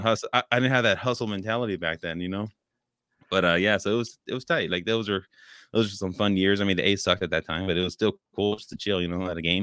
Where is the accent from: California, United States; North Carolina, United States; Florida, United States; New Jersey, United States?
California, United States; Oakland; I grew up in California